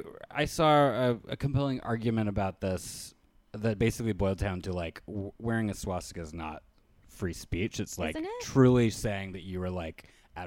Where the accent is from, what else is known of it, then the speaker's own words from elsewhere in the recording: Richmond, Virginia, United States; I grew up outside of Richmond, Virginia, which was the last remaining capital of the Confederacy, or no, the capital of the Confederacy.